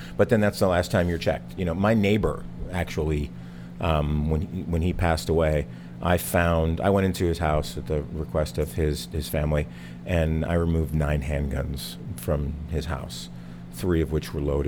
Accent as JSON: {"language": "English", "region": "New Jersey", "country": "United States", "tie": "born or raised there", "said": "growing up in New Jersey, people, you know, we hunted"}